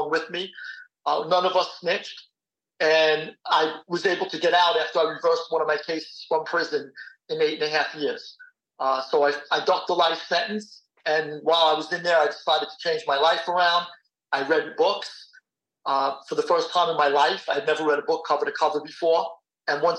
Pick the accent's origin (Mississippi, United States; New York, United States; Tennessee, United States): New York, United States; New York City; I was born and raised in Queens